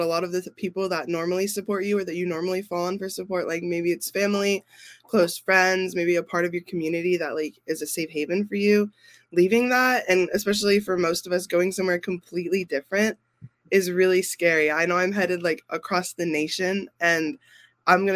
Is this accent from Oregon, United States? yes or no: yes; Oregon, United States; I'm from Oregon, headed to New York for college.